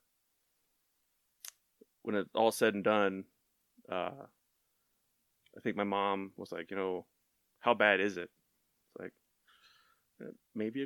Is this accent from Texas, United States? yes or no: yes; Tomball, Texas, United States; moved away; growing up in Tomball, you know, back 20 plus years, it was a more rural town